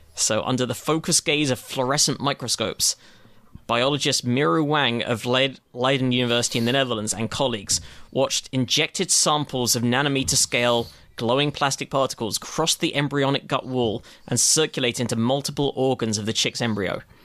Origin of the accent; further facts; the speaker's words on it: United Kingdom; as a Brit